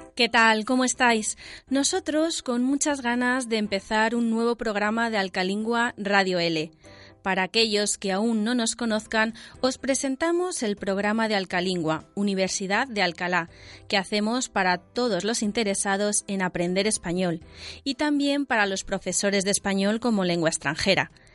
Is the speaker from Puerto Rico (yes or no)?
no; Beijing, China; Spanish is a second language; moved away as an adult; now in Spain; De Pekín, soy de Pekín